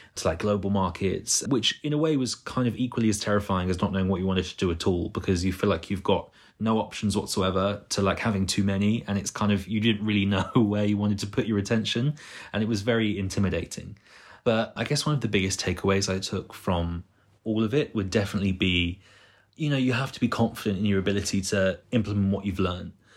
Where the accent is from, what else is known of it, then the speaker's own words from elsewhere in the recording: Bristol, South West England, United Kingdom; moved away as an adult; now in London, United Kingdom; I'm not from London, I'm from Bristol.